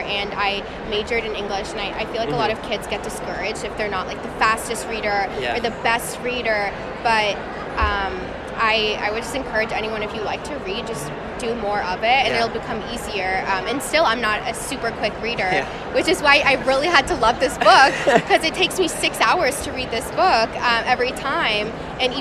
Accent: Florida, United States; I grew up in Florida

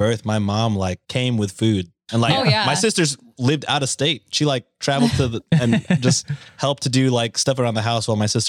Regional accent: United States; I'm American.

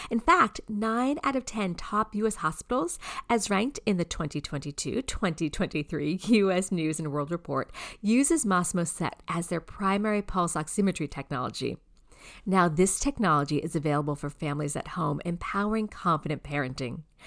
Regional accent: Andover, Massachusetts, United States; also born or lived in Boston, Massachusetts; I grew up in Andover

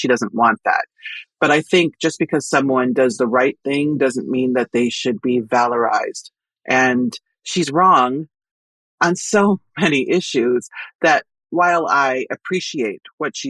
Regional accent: Nebraska, United States; I am from Nebraska

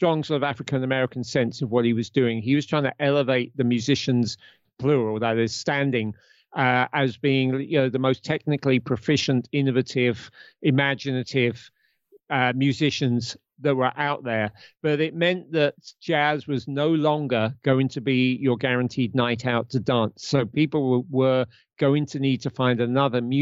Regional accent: United Kingdom; I'm a Brit

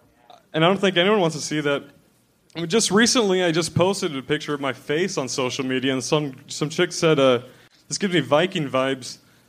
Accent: Washington, United States; I'm from Washington, Eastern Washington, yeah.

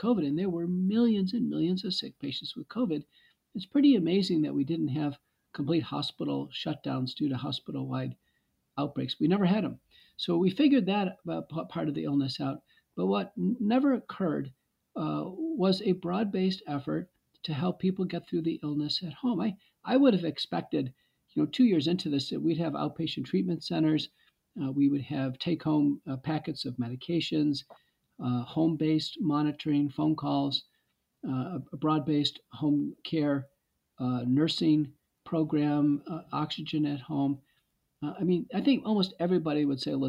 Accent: Texas, United States; moved away as an adult; also born or lived in Seattle, Washington / Michigan; I grew up in Texas and went to Baylor undergrad

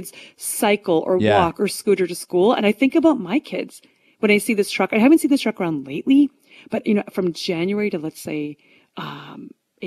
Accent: Canada; I love being Canadian

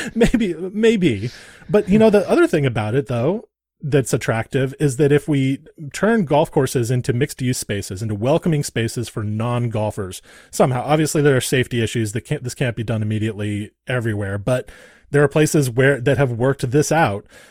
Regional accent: Santa Barbara, California, United States; I grew up in Santa Barbara, California.

